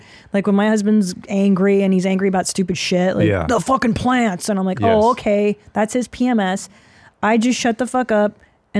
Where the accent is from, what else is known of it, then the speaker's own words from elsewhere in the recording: Windsor, Ontario, Canada; moved away; I was born in Windsor